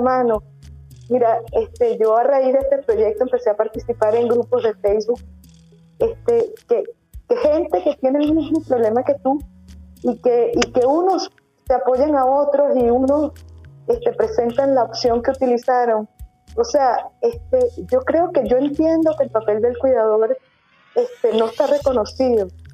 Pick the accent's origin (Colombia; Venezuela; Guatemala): Venezuela; moved away as an adult; now in León, Spain; Yo soy venezolana, yo soy emigrante